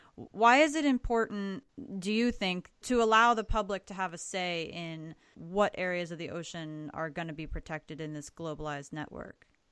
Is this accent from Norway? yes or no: no; Florida, United States; I'm originally mm-hmm. from Florida